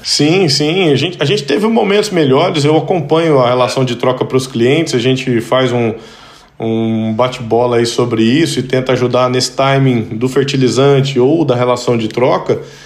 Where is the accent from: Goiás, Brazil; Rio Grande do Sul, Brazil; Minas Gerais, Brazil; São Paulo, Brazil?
Minas Gerais, Brazil; Pirapora; moved away; also born or lived in Montes Claros, Brazil / Goiânia, Brazil; eu sou mineiro, nasci em Montes Claros, morei muitos anos em Pirapora, e mudamos pra Goiânia